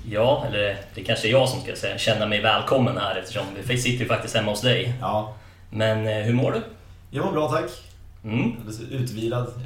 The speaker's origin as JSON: {"language": "Swedish", "town": "Stockholm", "region": "Stockholm County", "country": "Sweden", "tie": "born or raised there", "said": "Eh, jag växte upp i Stockholm."}